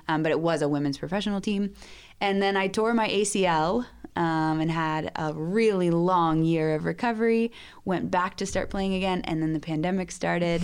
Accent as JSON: {"language": "English", "region": "Georgia", "country": "United States", "tie": "born or raised there", "moved": "as an adult", "lives_now": "Peru", "said": "I grew up in Georgia"}